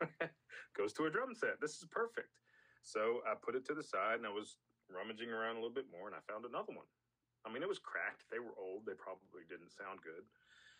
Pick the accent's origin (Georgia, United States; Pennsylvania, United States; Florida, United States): Georgia, United States; Atlanta; moved away as an adult; now in Birmingham, United States; I'm from the Atlanta area